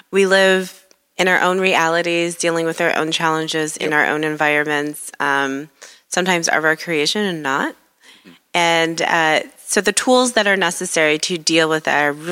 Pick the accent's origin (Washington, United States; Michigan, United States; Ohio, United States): Michigan, United States; Detroit; You know, I'm I'm embarrassed to say that growing up in Detroit, I was not given the best impression of Upper Michigan.